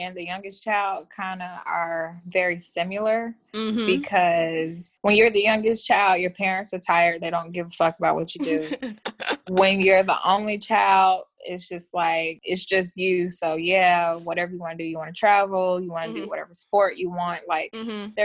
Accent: Atlanta, Georgia, United States; growing up in Georgia, in Atlanta, it was a different environment

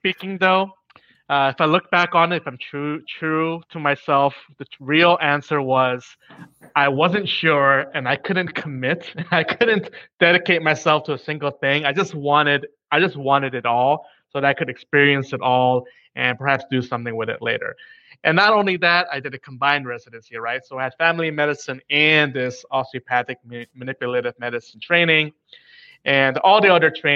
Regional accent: New York, United States; I was born in New York to immigrant parents

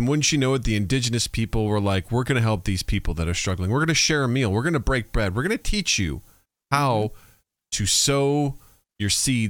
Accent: Missouri, United States; No, I was from Missouri. We weren't taught anything about the Jews.

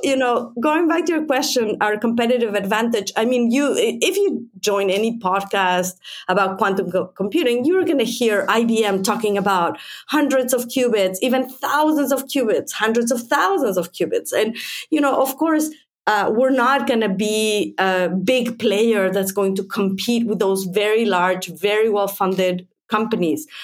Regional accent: Mexico; also born or lived in United States; now in Finland; I'm originally from Mexico

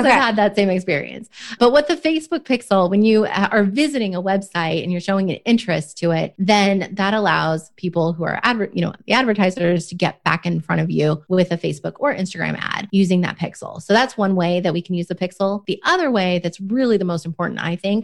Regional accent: Oregon, United States; now in Dallas, United States; I grew up in Oregon

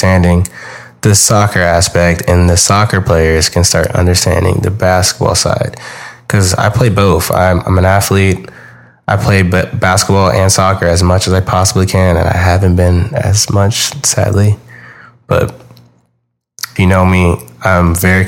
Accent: Houston, Texas, United States; I'm from Houston, Texas.

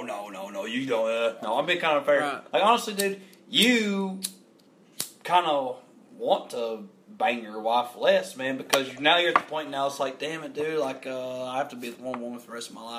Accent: near Knott County, Kentucky, United States; I'm from close to where you're from

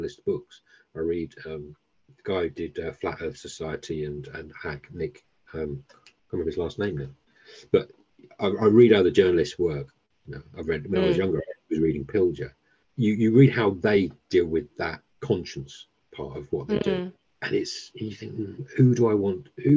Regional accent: Essex, East of England, United Kingdom; moved away; I came from Essex

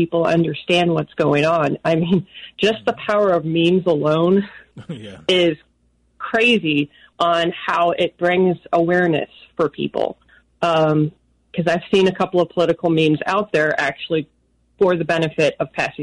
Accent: Florida, United States; I'm from Florida

